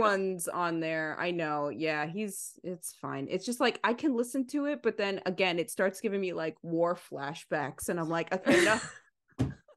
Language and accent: English; New York City, New York, United States; we're both Italian, right? We grew up in Bensonhurst